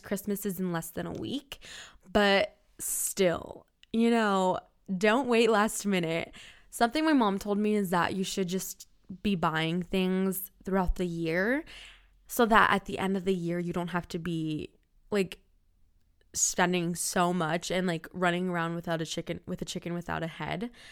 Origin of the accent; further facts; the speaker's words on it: Florida, United States; I'm from Florida, and Florida is so hot. We don't get snow.